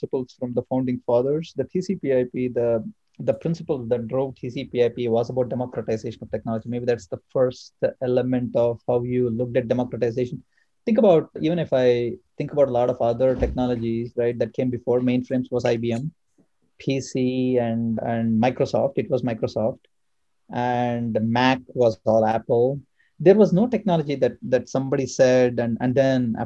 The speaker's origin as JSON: {"language": "English", "country": "India", "also_born_or_lived": "Atlanta, United States", "moved": "yes", "lives_now": "Bay Area, United States", "said": "I come from India"}